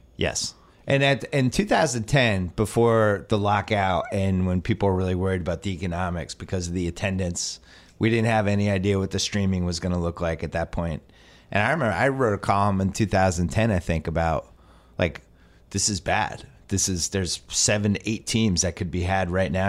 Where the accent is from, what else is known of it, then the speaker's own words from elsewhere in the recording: Boston, Massachusetts, United States; now in Los Angeles, United States; I'm from Boston